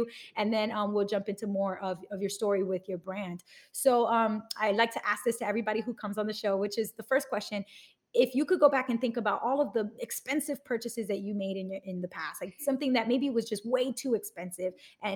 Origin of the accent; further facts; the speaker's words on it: New York City, New York, United States; I grew up in Bushwick in Brooklyn